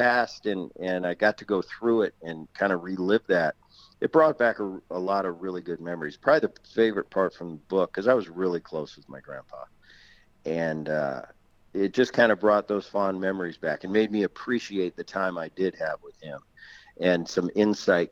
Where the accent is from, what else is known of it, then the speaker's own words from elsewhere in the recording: Philadelphia, Pennsylvania, United States; also born or lived in New Jersey; growing up in Philly and going to the ballpark when I was 4 and 5 years old